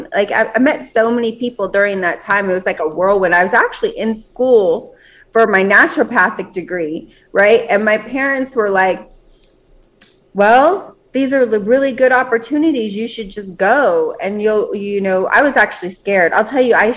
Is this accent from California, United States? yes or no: no; Las Vegas, Nevada, United States; I was born and raised in Las Vegas